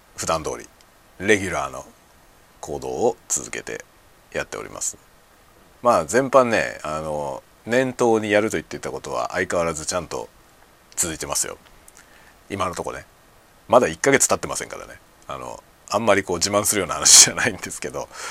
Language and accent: Japanese; Kanagawa, Japan; moved away as an adult; now in Hokkaido, Japan; 僕はもともと神奈川県の出身